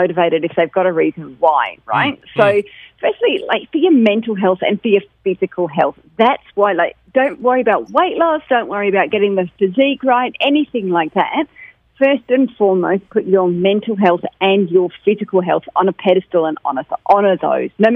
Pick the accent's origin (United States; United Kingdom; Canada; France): United Kingdom; moved away; I'm British